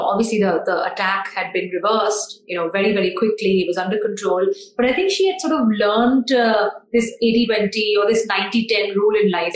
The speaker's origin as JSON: {"language": "English", "country": "India", "said": "we're Indian"}